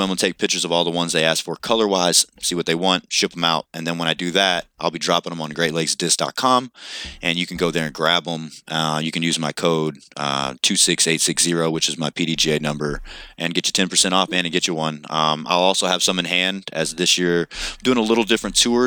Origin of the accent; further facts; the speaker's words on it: Kentucky, United States; I'm from Kentucky.